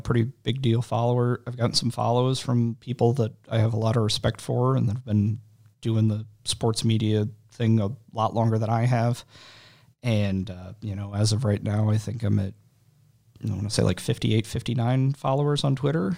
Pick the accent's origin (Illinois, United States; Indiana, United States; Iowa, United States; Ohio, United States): Illinois, United States; Waterloo; now in Collinsville, United States; I am, I guess, originally from Monroe County. Uh, parents are Dad went to Waterloo, my mom went to Jubbo. I lived in Waterloo until, uh, two thousand